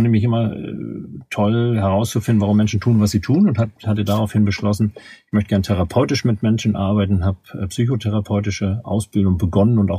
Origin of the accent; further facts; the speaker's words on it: Hamburg, Germany; accent: North German; wie man wahrscheinlich an meiner Aussprache erkennen wird, äh, stamme ich aus dem norddeutschen Raum. Ich bin in Hamburg geboren, in der Hansestadt Hamburg